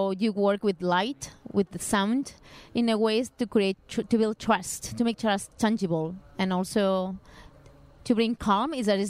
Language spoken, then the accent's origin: English; Barcelona, Catalonia, Spain; English is a second language; now in Lisbon, Portugal; I am originally from Barcelona, but I'm living in Lisbon.